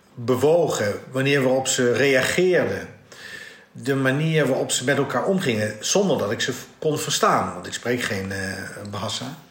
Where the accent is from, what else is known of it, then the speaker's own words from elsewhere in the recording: Netherlands; also born or lived in Dutch East Indies (ancestry); ik ben wel Nederlander, maar ik ben geen Hollander